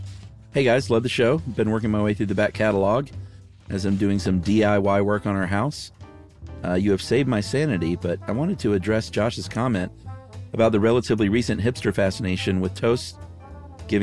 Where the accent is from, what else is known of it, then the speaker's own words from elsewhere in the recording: San Diego, California, United States; I grew up in San Diego, which I think grows more avocados than anywhere else in the U.S.